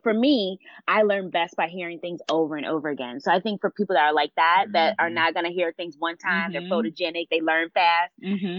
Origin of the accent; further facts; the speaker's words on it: Delaware, United States; I came from Delaware. My dad was military, so we traveled a lot. So I call myself a global citizen. So I'm not going to claim Delaware as my place. But once we settled down and we got stationed in Delaware